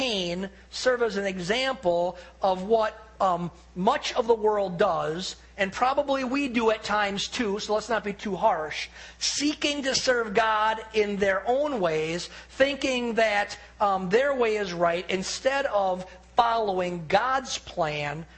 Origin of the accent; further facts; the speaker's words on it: United States; as an American